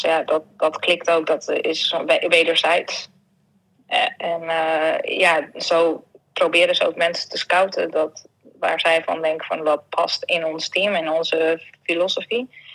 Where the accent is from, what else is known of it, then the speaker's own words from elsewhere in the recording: Netherlands; moved away; ik ben een Hollander